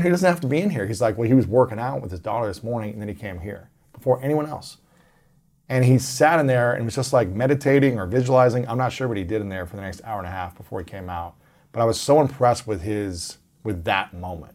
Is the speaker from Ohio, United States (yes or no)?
yes; Ohio, United States; I'm from Ohio